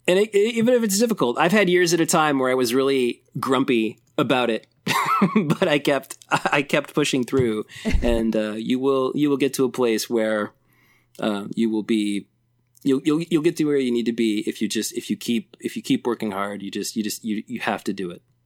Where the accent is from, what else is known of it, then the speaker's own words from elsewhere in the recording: Elizabeth, Indiana, United States; my hometown of Elizabeth, Indiana